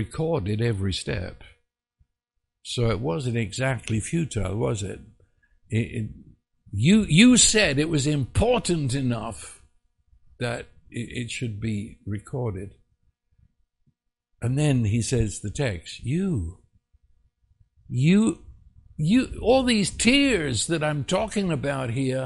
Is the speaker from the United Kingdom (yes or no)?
yes; England, United Kingdom; I was raised in England